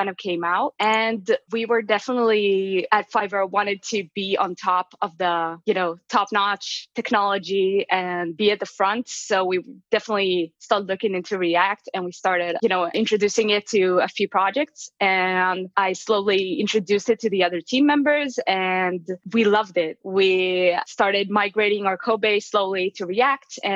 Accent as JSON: {"language": "English", "country": "Israel", "moved": "as an adult", "lives_now": "Las Vegas, United States", "said": "I'm actually originally from Israel. Right now I live in Las Vegas"}